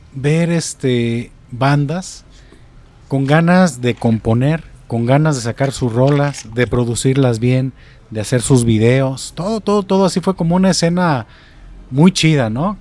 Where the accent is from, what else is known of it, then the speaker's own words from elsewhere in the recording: Atotonilco el Alto, Jalisco, Mexico; now in Zapotlanejo, Mexico; yo vengo de Totonilco al Alto.